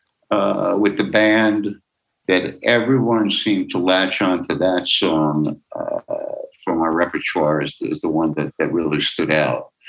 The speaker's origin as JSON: {"language": "English", "region": "New York", "country": "United States", "tie": "born or raised there", "said": "I grew up in New York, out of Newark, New Jersey"}